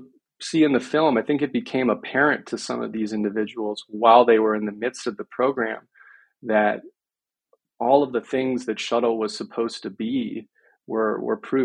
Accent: Miami, Florida, United States; I grew up in Miami

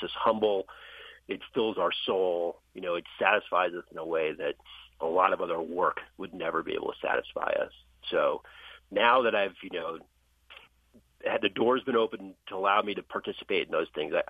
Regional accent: New Jersey, United States; I grew up in New Jersey.

